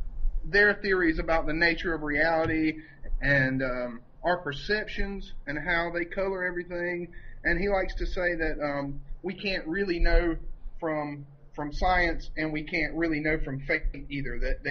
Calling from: Hampton, Virginia, United States; from Hampton, Virginia.

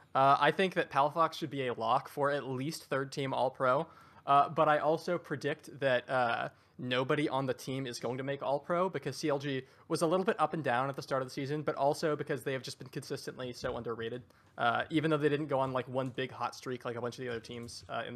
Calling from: Seattle, Washington, United States; I'm coming from beautiful Seattle, Washington.

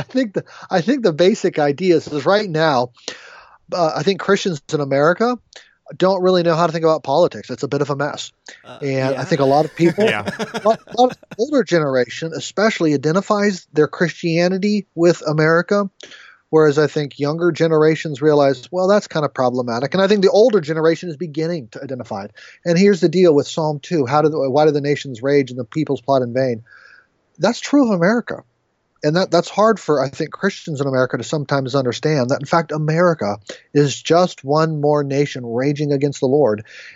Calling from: Cheverly, Maryland, United States; Suburban Washington, D.C., just on the Maryland side, Cheverly, Maryland.

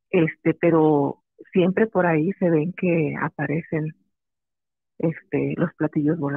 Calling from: Guerrero, Mexico; Del estado de Guerrero.

